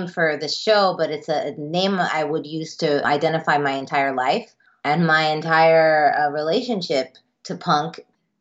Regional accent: Miami, Florida, United States; I'm Cuban American. I'm first generation. I grew up in Miami.

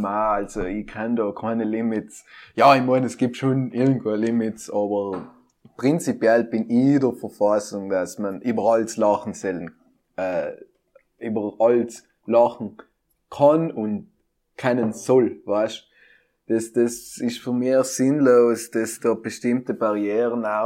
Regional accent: South Tyrol, Trentino-Alto Adige, Italy; Ich bin ein Südtiroler Portal von der äußeren Welt.

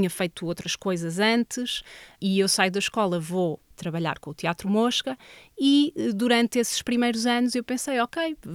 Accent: Vila Nova de Famalicão, Norte, Portugal; moved away as an adult; also born or lived in Lisbon; now in Castelo Branco, Portugal; Eu sou de Vila Nova

